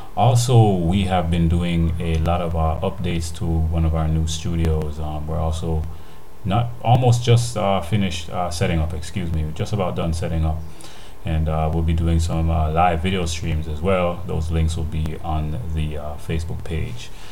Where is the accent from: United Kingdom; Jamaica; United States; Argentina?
Jamaica; the way we live, how we eat, our foods, and our cultures here in Jamaica